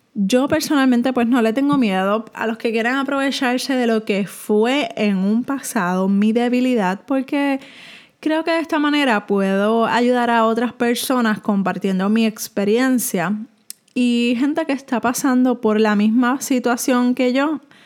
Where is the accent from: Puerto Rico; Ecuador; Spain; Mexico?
Puerto Rico; soy de Puerto Rico